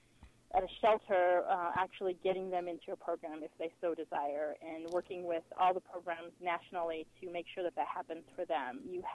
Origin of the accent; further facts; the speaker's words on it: Phoenix, Arizona, United States; I'm a Phoenix native. I was born and raised in Phoenix, and this is my city.